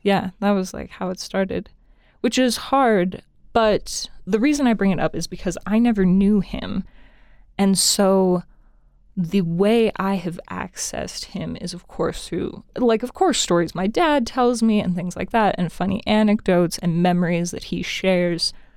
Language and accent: English; Cody, Wyoming, United States; also born or lived in Laramie, Wyoming; I'm originally from Cody, Wyoming, up north.